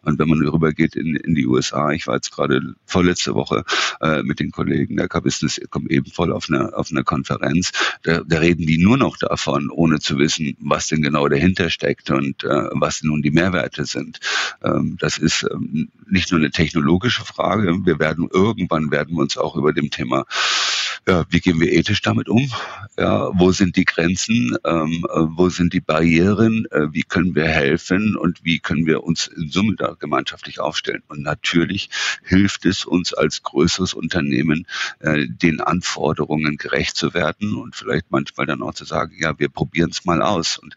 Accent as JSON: {"language": "German", "region": "Northern Germany", "country": "Germany", "said": "wenn der Franz und Jochen schnell miteinander sprechen und ich als Norddeutscher habe da schon teilweise meine Schwierigkeiten zu folgen"}